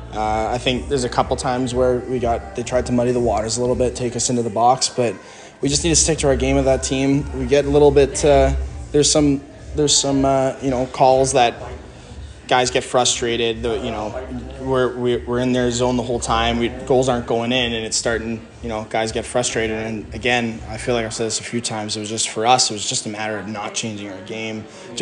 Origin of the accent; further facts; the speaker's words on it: Canada; I'm a Canadian guy